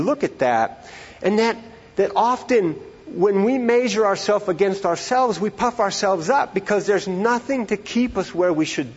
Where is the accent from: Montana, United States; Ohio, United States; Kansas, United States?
Montana, United States; moved away; I'm from Montana originally.